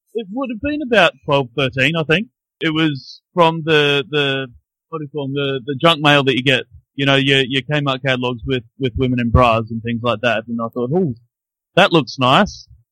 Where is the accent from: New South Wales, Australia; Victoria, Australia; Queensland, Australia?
Queensland, Australia; Brisbane; now in Christchurch, New Zealand; I grew up in Brisbane though, uh, in Australia